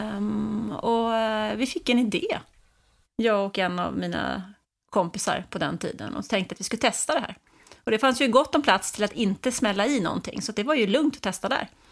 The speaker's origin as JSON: {"language": "Swedish", "town": "Stockholm", "region": "Stockholm County", "country": "Sweden", "tie": "born or raised there", "said": "Jag är uppvuxen i Stockholm"}